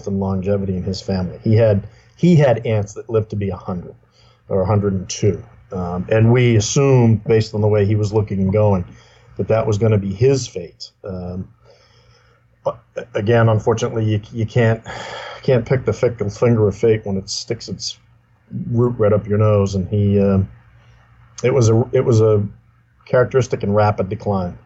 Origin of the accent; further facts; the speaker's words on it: Salem, Massachusetts, United States; also born or lived in Beverly, Massachusetts; Grew up in Beverly and Salem. Again, it's just north of Boston.